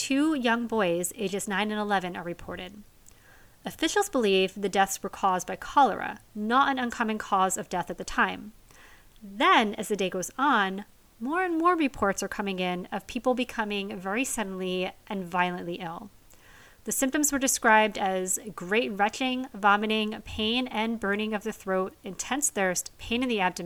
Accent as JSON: {"language": "English", "country": "United States", "said": "As an American"}